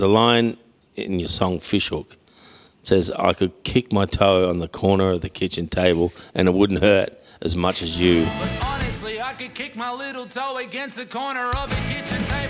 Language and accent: English; Mildura, Victoria, Australia; my hometown